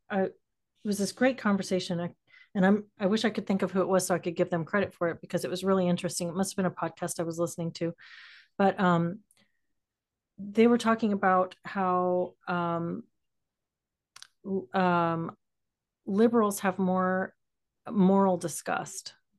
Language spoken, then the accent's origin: English; San Antonio, Texas, United States; I grew up in, uh, South Central Texas